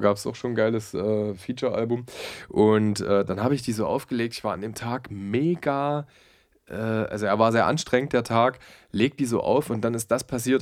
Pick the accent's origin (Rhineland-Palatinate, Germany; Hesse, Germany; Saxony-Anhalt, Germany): Saxony-Anhalt, Germany; Halle; moved away; Ich komme ja eigentlich aus Halle-Saale